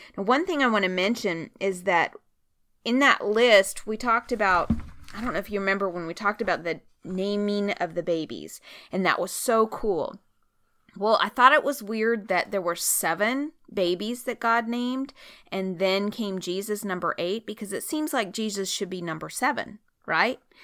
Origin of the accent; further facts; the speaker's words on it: Oregon, United States; moved away; I'm from Oregon